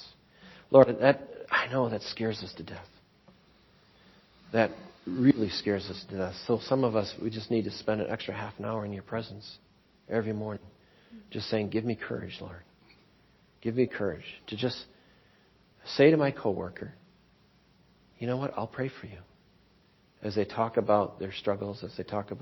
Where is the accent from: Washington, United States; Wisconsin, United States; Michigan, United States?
Wisconsin, United States; Waukesha; growing up in Waukesha, like, I thought Keewaskum was the ends of the earth